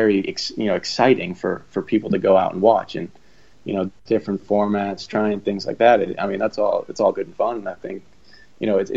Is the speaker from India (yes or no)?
no; United States